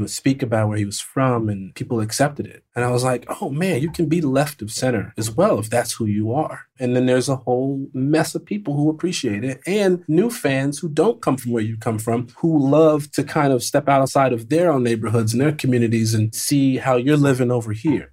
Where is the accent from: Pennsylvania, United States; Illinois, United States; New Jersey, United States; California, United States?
Illinois, United States; Chicago; I was raised in the South Side of Chicago, then I moved to the Burbs